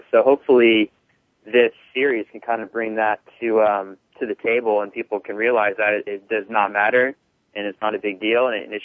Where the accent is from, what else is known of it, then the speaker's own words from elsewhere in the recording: Northern California, United States; moved away as an adult; now in Los Angeles, United States; I'm from Northern California originally, and I've been in Hollywood for about three years.